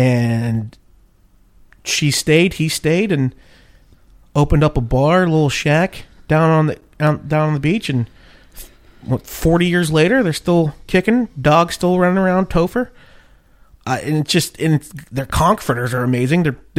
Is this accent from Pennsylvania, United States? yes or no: yes; Pittsburgh, Pennsylvania, United States; I'm from Pittsburgh